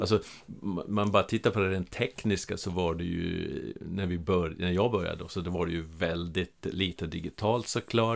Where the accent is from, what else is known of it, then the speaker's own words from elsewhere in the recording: Norrland, Sweden; accent: Norrland dialect; moved away as an adult; also born or lived in Stockholm; now in Skåne, Sweden; jag är ju norrlänning som, ja. som ni hör på dialekten, från, även om jag har bott i Skåne i över 30 år.